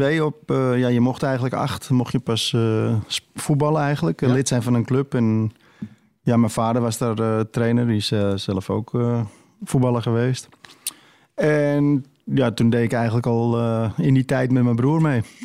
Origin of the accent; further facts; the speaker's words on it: Amsterdam, North Holland, Netherlands; ik groeide op in West en eh, ja, altijd op straat voetballen